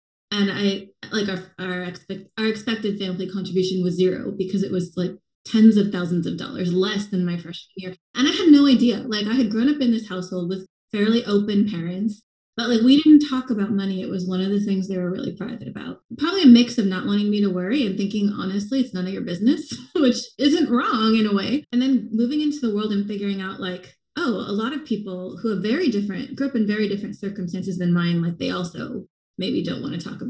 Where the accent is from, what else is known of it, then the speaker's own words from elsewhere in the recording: small town Oregon, United States; moved away as an adult; growing up in Oregon